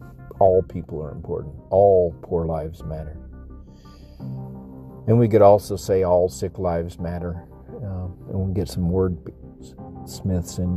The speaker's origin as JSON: {"language": "English", "town": "El Paso", "region": "Texas", "country": "United States", "tie": "born or raised there", "also_born_or_lived": "Peru", "moved": "yes", "said": "I grew up with Hispanics in El Paso, 70-80% Hispanics"}